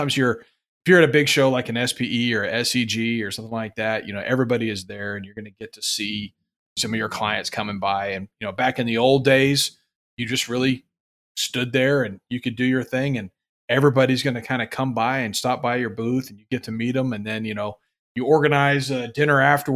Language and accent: English; Houston, Texas, United States; I'm from Houston